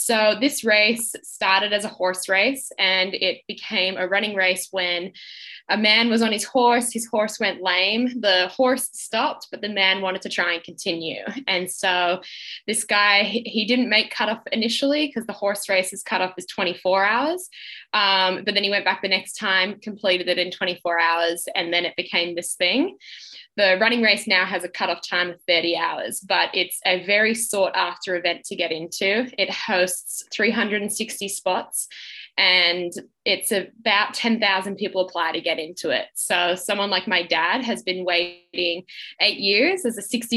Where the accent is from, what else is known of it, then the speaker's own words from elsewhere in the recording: Australia; being Australian